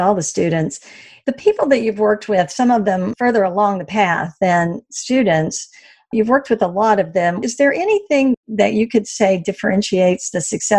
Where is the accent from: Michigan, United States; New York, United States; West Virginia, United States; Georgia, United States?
West Virginia, United States; accent: Southern; moved away; I grew up in West Virginia, which is, is kind of mid-Atlantic, but still I have a bit of that Southern